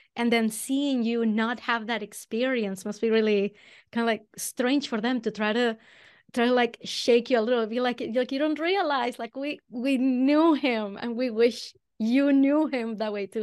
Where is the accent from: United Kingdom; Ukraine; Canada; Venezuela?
Venezuela; accent: Venezuelan; moved away as an adult; now in Boston, United States; I'm originally from Venezuela. That's where the accent comes from.